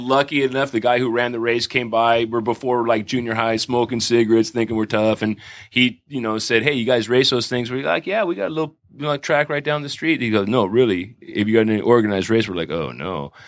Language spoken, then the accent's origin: English; Santa Monica, California, United States; I grew up in Santa Monica